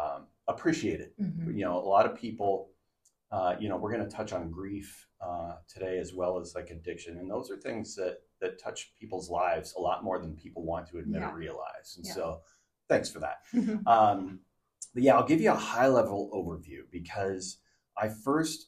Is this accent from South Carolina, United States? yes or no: no; Southern California, United States; moved away as an adult; also born or lived in Portland, Oregon; now in Oregon coast, United States; I grew up in Southern California